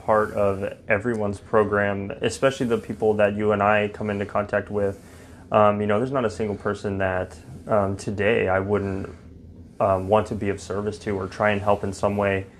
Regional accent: Fort Worth, Texas, United States; I'm from Fort Worth, Texas.

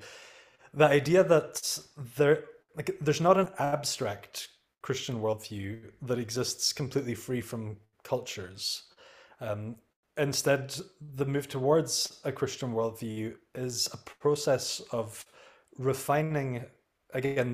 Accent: United Kingdom; in the UK, we have a completely different healthcare system

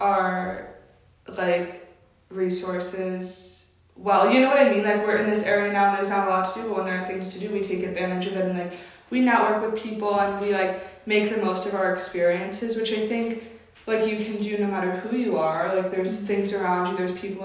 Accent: Connecticut, United States; moved away; I grew up in Connecticut

